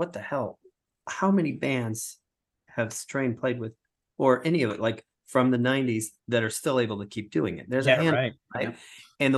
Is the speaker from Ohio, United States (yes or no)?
yes; Cleveland, Ohio, United States; moved away; I'm from Cleveland